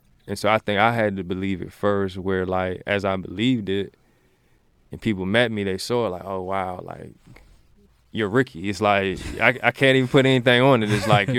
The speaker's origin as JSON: {"language": "English", "region": "Maryland", "country": "United States", "lives_now": "Richmond, United States", "said": "Richmond is my second home. Like, I'm originally from Maryland, but like Richmond is home."}